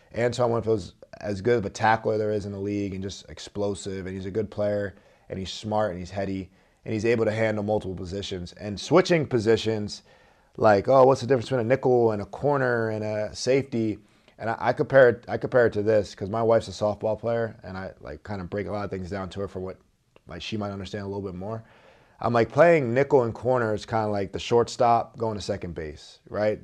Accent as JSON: {"language": "English", "area": "Philadelphia area", "region": "New Jersey", "country": "United States", "said": "I was an Eagles fan growing up 'cause I'm from the South Jersey, Philadelphia area"}